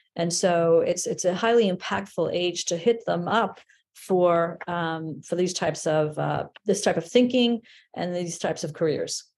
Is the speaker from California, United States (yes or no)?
no; New York City, New York, United States; I grew up in the Bronx